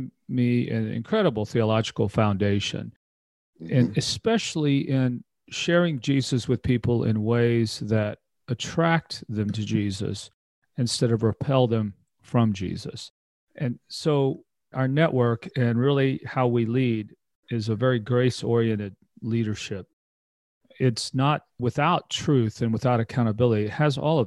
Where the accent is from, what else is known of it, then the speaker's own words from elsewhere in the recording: Texas, United States; I was born and raised in Texas